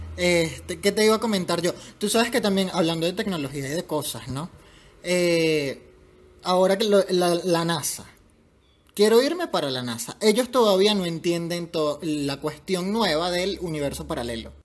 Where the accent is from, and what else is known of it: Venezuela; born or raised there